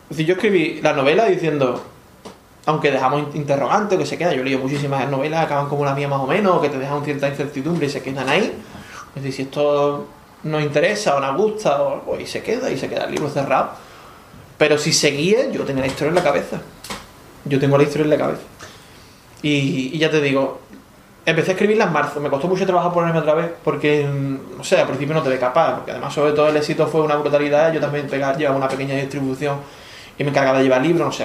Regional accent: Valladolid, Castile and León, Spain; yo soy de aquí de Valladolid

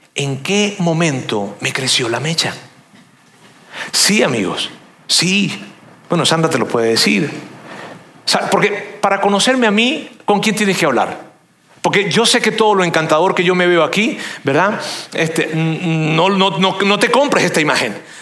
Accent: Venezuela; yo soy venezolano

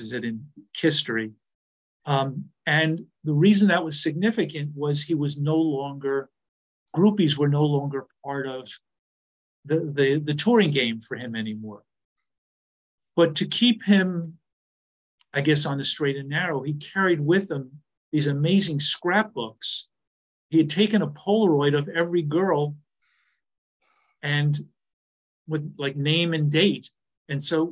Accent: New York, United States; I'm from New York. My mother's from Brooklyn

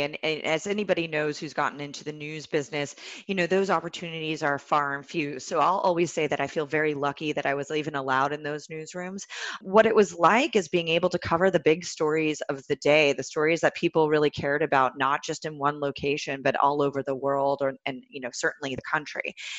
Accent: California, United States; I'm from Silicon Valley originally.

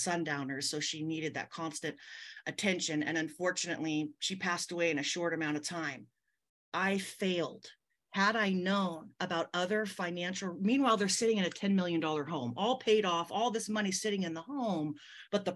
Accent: California, United States; I'm born and raised out here in California

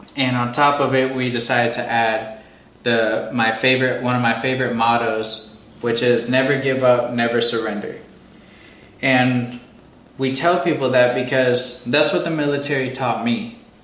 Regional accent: Green Bay, Wisconsin, United States; my hometown in Green Bay, Wisconsin

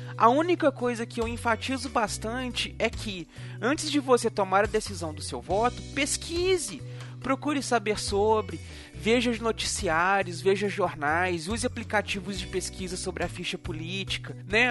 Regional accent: Brazil; nós brasileiros temos a capacidade de querer uma coisa

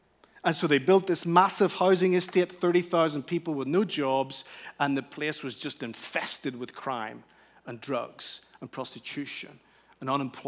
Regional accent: Canary Islands, Spain; The beautiful setting was that I grew up in the Canary Islands, Spain, where all of Europe essentially holidays.

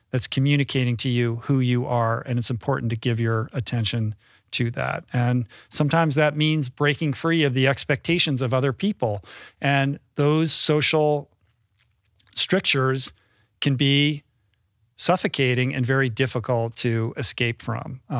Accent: Bethesda, Maryland, United States; I grew up in Bethesda.

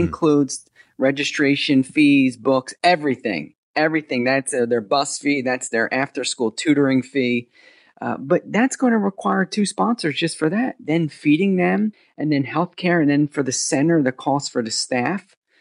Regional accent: New Jersey, United States; moved away as an adult; also born or lived in India; I came from America, born and raised over here in New Jersey

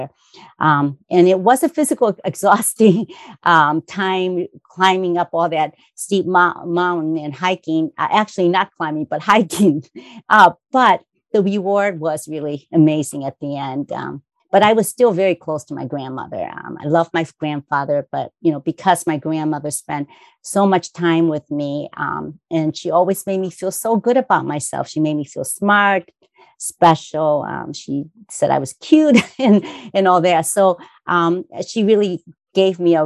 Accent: Kobe, Hyogo, Japan; moved away; I grew up in Kobe, Japan, where my entrepreneur parents started a successful hotel, restaurant, and a fashion boutique businesses.

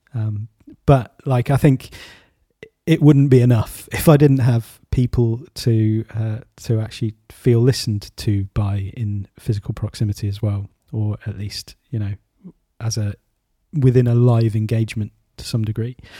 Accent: United Kingdom; as a, as a Brit.

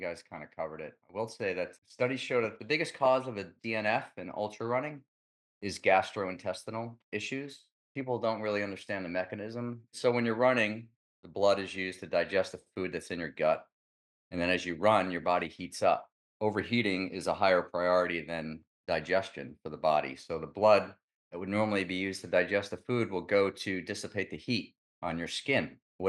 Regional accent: New York, United States; I love pizza. I'm from New York.

